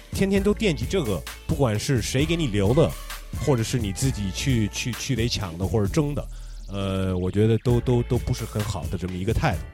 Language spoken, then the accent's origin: Chinese; the western United States, United States; 我们两个都在美国西方，在那边长大